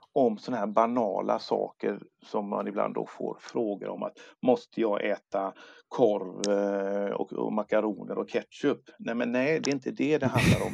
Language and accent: Swedish; Sweden; also born or lived in Gothenburg; jag är född i Sverige